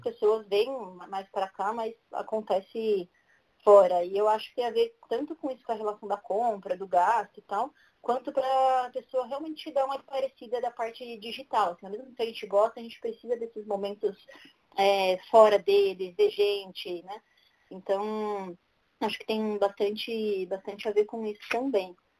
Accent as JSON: {"language": "Portuguese", "region": "São Paulo", "country": "Brazil", "tie": "born or raised there", "also_born_or_lived": "Guarulhos", "said": "sou aqui da cidade de São Paulo. É, eu moro aqui desde sempre, exceto no meu primeiro ano de vida, que meus pais me tiveram e moraram lá em Guarulhos."}